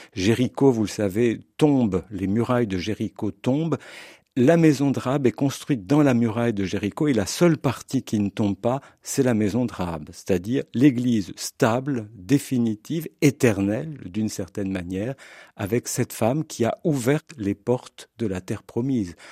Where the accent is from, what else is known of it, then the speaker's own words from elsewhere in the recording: France; now in Switzerland; je suis français, même si j'enseigne en Suisse